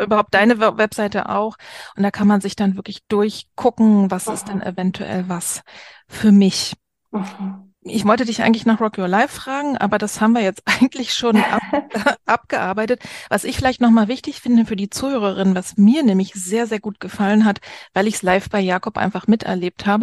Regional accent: East Germany, Germany; als Ossi

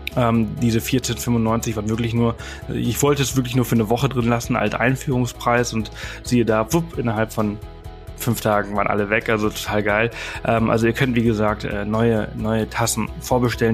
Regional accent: Mallorca, Balearic Islands, Spain; moved away; ich komme ja äh, ursprünglich aus Mallorca, ich bin auf mhm. Mallorca geboren und aufgewachsen

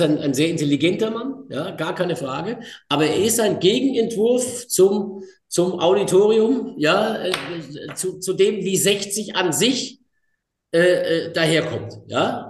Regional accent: Pforzheim, Baden-Württemberg, Germany; in meiner Heimatstadt in Pforzheim

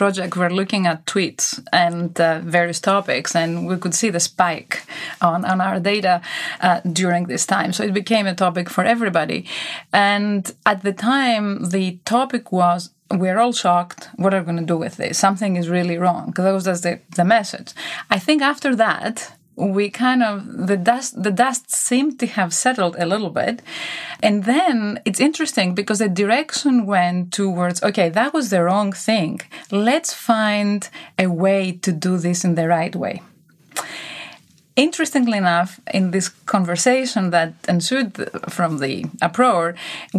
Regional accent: Greece; also born or lived in United States / England; now in Switzerland; I grew up in Greece. I lived many years in the US, in England, then in Switzerland

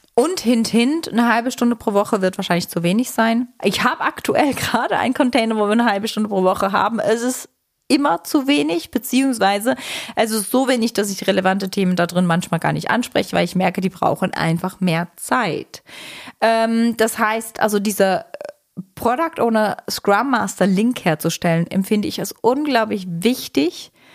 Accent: Switzerland; Ich bin Schweizerin.

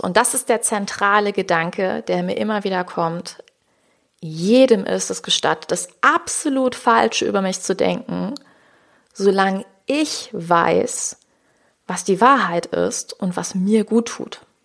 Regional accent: Rhineland, Germany; ich komme ja aus dem Rheinland

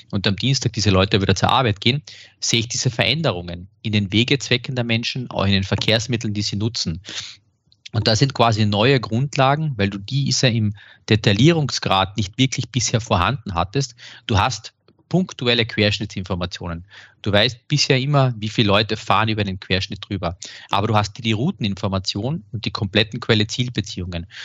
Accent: Graz, Styria, Austria; Und ich darf jetzt aus, aus meiner Heimatstadt in Graz mal sowas sagen.

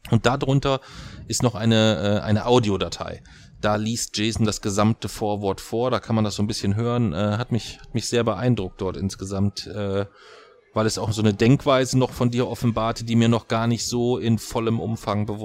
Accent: Kassel, Hesse, Germany; ich komme aus Kassel, was sollen wir Kassler denn alles tun?

